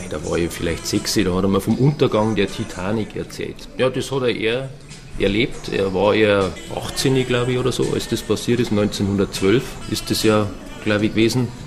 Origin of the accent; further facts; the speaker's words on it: Forstinning, Bavaria, Germany; also ich komme ja ursprünglich aus Forstinning, das ist ja im Landkreis Eversberg, also am nördlichen Rand.